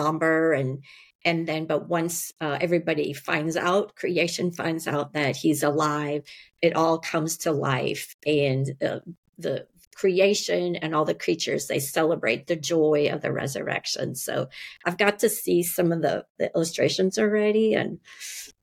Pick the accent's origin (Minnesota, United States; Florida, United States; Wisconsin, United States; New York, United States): Wisconsin, United States; moved away as an adult; also born or lived in Houston, Texas; I grew up in Wisconsin